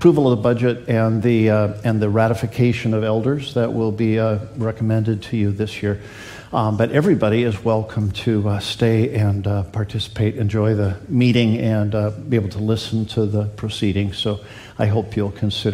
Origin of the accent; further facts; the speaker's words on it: Canada; moved away as an adult; also born or lived in Washington; Barb and I went to Queen Elizabeth High School when we grew up in Canada